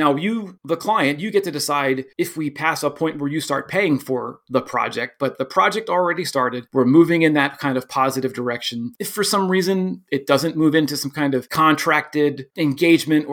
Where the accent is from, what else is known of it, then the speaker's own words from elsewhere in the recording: Philadelphia, Pennsylvania, United States; I'm from Philadelphia.